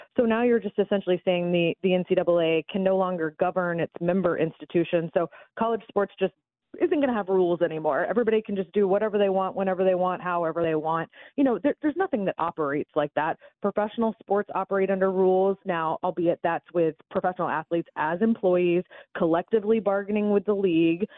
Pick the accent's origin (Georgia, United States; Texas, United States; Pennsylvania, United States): Georgia, United States; Atlanta; moved away; I don't live up there anymore, but I'm, uh, born and bred in Atlanta